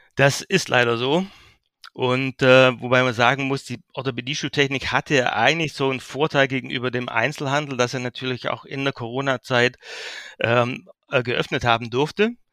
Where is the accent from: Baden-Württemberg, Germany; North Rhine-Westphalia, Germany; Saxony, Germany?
Baden-Württemberg, Germany; Heidenheim an der Brenz; also born or lived in Berlin / Geislingen an der Steige; Ich bin auf der Schwäbischen Alb geboren, dort aufgewachsen, in Heidenheim an der Brenz, dort Abitur gemacht